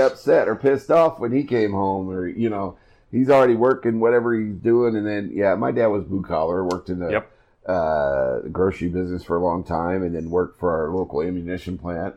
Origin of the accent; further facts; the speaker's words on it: Iowa, United States; moved away; my home state of Iowa